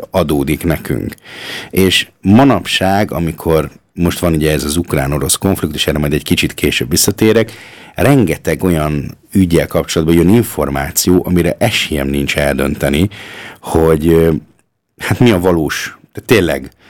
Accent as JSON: {"language": "Hungarian", "country": "Austria", "tie": "born or raised there", "said": "Tehát az, amiben mi fölnőttünk, tehát most jelenlegi osztrák, vagy ausztriai magyar, vagy felső ausztriai, vagy magyar közösségnek a túlnyomó többség az úgy nőtt föl"}